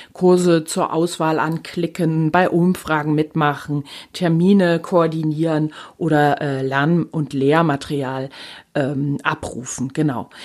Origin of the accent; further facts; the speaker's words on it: Rhineland, Germany; hier bei uns im Rheinland